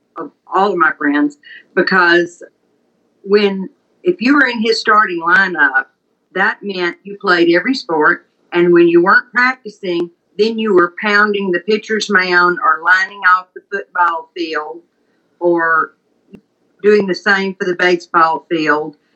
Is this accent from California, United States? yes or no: no; Leland, Mississippi, United States; I'm Southern. I grew up in Leland, Mississippi, in the heart of the Mississippi Delta